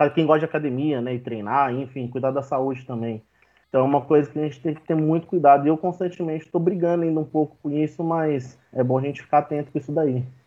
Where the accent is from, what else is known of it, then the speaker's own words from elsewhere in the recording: southeast interior of Minas Gerais, Brazil; Eu sou aqui do interior de Minas, né? Sudeste de Minas